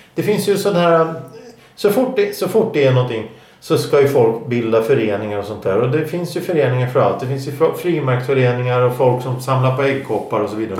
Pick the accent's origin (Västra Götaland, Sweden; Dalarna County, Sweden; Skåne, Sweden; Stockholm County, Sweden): Stockholm County, Sweden; Stockholm; vi stockholmare